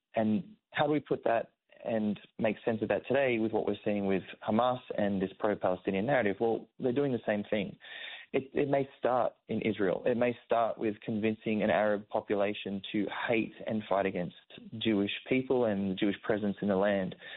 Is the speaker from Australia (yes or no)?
yes; Sydney, New South Wales, Australia; my own community that I grew up around in Sydney